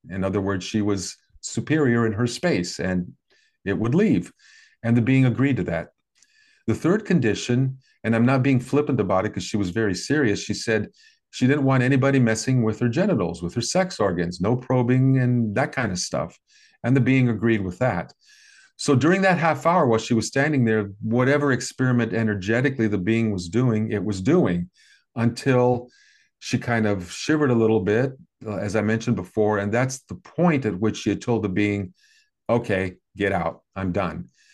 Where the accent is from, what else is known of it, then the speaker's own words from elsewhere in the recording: American Midwest, United States; I grew up in the American Midwest in the sixties and seventies